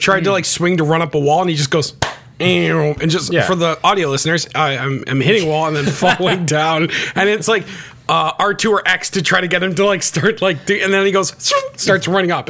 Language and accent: English; Canada; as a Canadian in a country where it's cold 9 of the 12 months